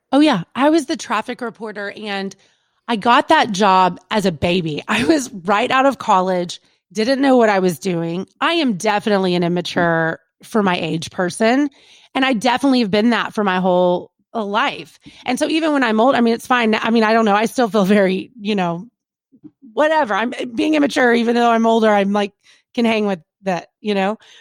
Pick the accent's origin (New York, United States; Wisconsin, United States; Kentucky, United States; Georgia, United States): Kentucky, United States; we're from Kentucky, like good old boy